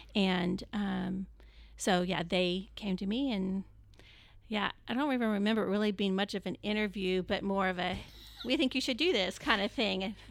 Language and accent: English; Plano, Texas, United States; also born or lived in California; Then my dad got transferred to a job in Plano and so we moved to Plano when I was seven and then lived here in that, the area ever since